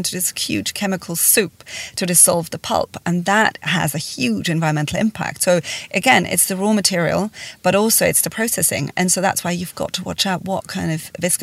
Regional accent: Switzerland; born or raised there

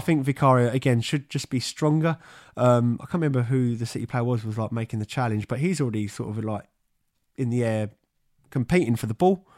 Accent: England, United Kingdom; born or raised there

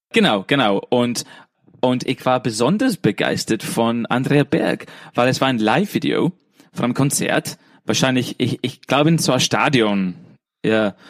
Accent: England, United Kingdom; German is a second language; moved away as an adult; now in Vienna, Austria; ich bin Engländer

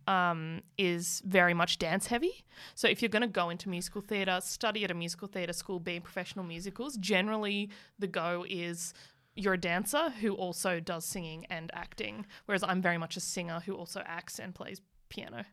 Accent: Muswellbrook, New South Wales, Australia; moved away; also born or lived in Newcastle / Melbourne / Canberra / Sydney; I grew up in Musselbrook

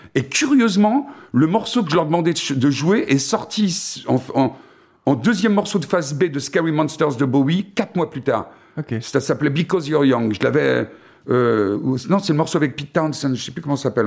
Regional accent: France; chez nous en France

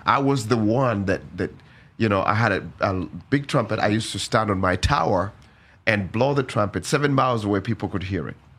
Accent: Uganda; born and raised in Uganda.

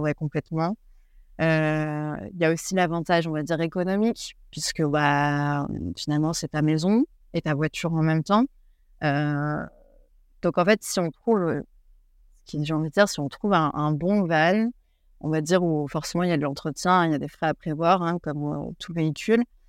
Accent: France; moved away as an adult; now in New Zealand; en tant que française

